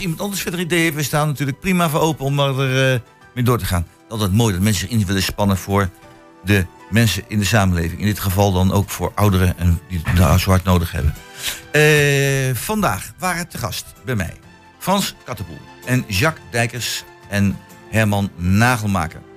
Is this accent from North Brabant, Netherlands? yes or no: no; The Hague, South Holland, Netherlands; also born or lived in Twente; now in Hengelo, Netherlands; ik kom oorspronkelijk, lang geleden, hè, dus 51 eh, jaar geleden, kom ik uit, ja, sorry ik het zeggen moet, ik kom uit Den Haag.